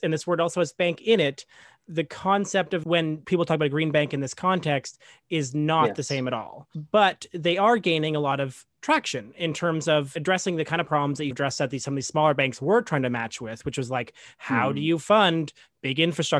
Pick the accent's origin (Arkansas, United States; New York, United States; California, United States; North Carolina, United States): New York, United States; including as a New Yorker, Toronto has a similar real estate market